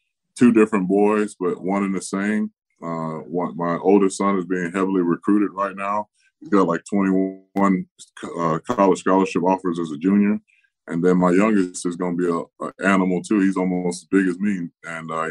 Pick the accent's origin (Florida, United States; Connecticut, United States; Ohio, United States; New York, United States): Florida, United States; Tampa; my hometown of Tampa Bay